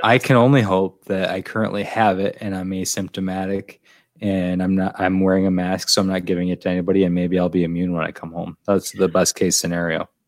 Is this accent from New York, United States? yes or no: yes; Finger Lakes, New York, United States; now in New York City, United States; I'm from the Finger Lakes